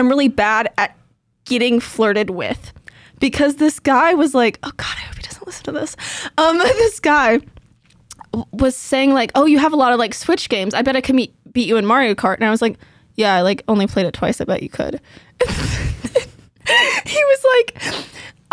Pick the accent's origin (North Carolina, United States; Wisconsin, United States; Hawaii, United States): North Carolina, United States; Rocky Mount; born or raised there